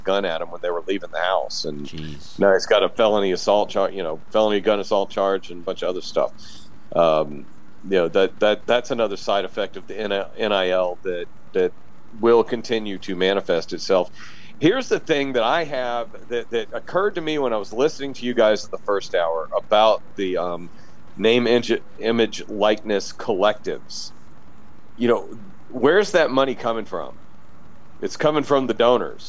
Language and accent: English; Memphis, Tennessee, United States; moved away; I grew up in Memphis